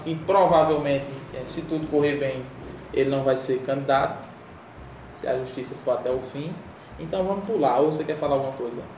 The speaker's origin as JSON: {"language": "Portuguese", "town": "Patos", "region": "Paraíba", "country": "Brazil", "said": "do sertão paraibano, é, eu sou da cidade de Patos"}